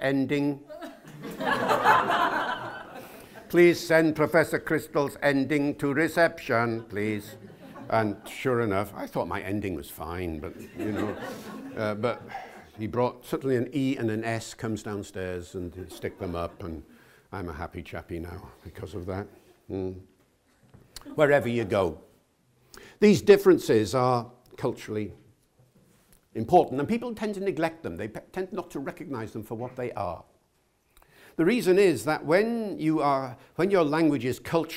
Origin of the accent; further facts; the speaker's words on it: Wales, United Kingdom; I'm from Wales.